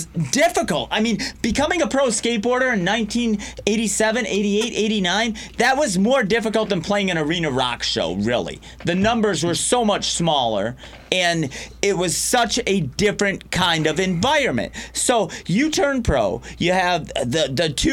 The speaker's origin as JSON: {"language": "English", "town": "Riverview", "region": "Michigan", "country": "United States", "tie": "born or raised there", "said": "my hometown of Riverview, Michigan, about 20 minutes south of Detroit"}